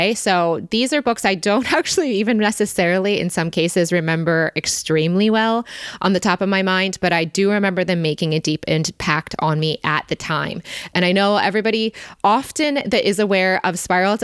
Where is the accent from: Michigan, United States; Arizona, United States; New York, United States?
Michigan, United States; we grew up in Michigan